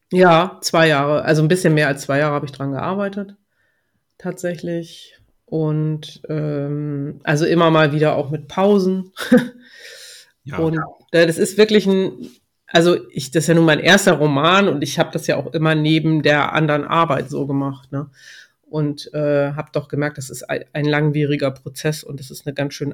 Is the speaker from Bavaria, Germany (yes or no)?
no; Ramelsloh, Lower Saxony, Germany; bin aufgewachsen in Ramelsloh, ist ja auch nicht so weit weg und lebe hier mit meinem Mann auf dem Obsthof